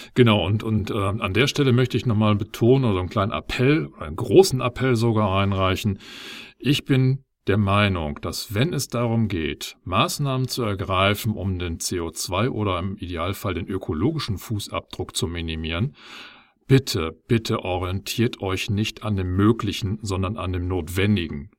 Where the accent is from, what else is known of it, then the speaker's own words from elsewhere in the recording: Germany; bei uns in Deutschland